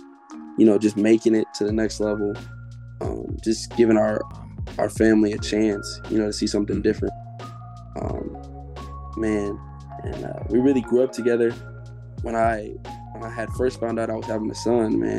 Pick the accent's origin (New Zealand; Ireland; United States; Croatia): United States; Oakland, California; growing up in Oakland